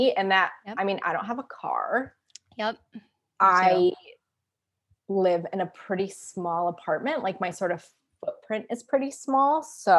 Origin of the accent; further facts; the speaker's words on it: Pacific Northwest, United States; So I grew up in the Pacific Northwest. So that sort of hippie, for lack of a better word, lifestyle, that was, I mean, my parents were very much like, we're going to recycle this.